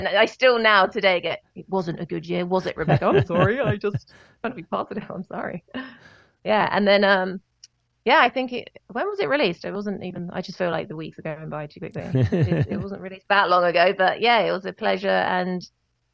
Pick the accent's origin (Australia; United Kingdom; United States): United Kingdom; I'm very British